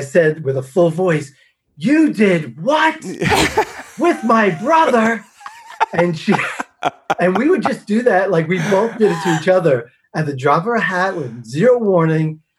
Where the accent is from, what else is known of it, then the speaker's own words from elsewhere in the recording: Long Island, New York, United States; moved away as an adult; also born or lived in Chicago / Houston area; I'm from Long Island